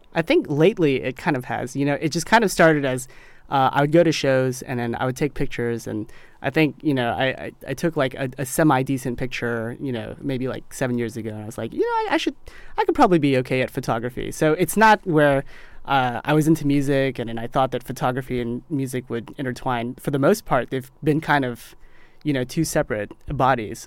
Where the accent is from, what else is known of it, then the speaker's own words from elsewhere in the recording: Mississippi, United States; When I was growing up in Mississippi